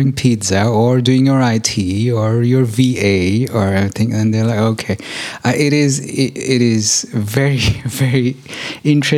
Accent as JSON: {"language": "English", "country": "Germany", "tie": "born or raised there"}